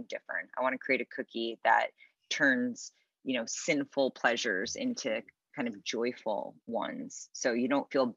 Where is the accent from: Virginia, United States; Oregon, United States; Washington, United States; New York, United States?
New York, United States; New York City; moved away as an adult; now in Los Angeles, United States; We were raised in New York City, so it's just always a very busy, kind of hectic life.